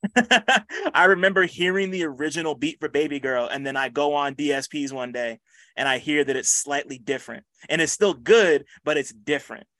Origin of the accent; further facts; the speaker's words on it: New Jersey, United States; I'm from Jersey